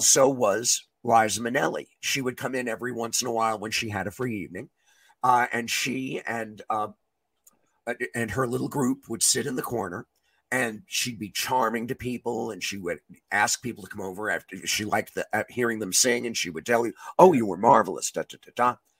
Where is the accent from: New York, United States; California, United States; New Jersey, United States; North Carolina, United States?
New York, United States; New York City; I grew up in New York City